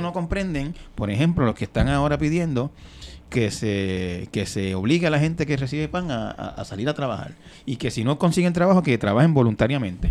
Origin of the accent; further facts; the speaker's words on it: Santa Isabel, Puerto Rico; en el barrio Peñuela de Santa Isabel, de donde yo soy